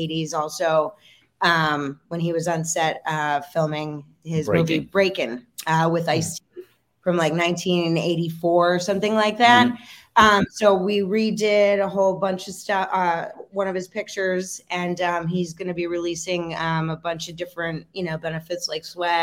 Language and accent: English; Pennsylvania, United States; my hometown and, you know, in little square town, Pennsylvania